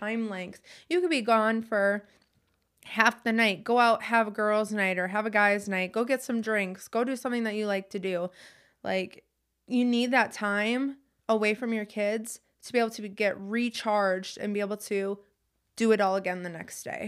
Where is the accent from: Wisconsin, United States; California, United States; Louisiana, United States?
Wisconsin, United States; We're from Wisconsin, so it gets extremely cold